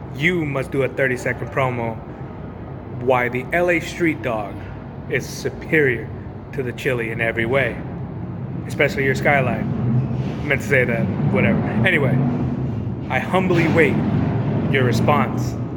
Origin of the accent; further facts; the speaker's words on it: Los Angeles, California, United States; my hometown, Los Angeles Rams.